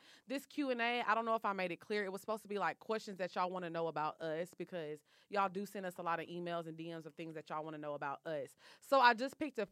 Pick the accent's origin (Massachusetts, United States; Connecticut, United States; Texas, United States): Texas, United States; also born or lived in California; I was born in California. My dad passed away. So me, my mom, my sister, we moved back to Texas.